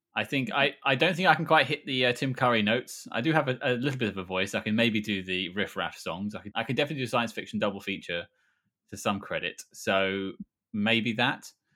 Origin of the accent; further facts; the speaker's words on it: United Kingdom; we're all British.